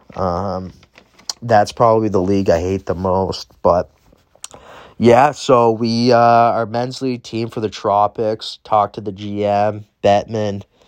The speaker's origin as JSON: {"language": "English", "country": "Canada", "said": "me being a Canadian student"}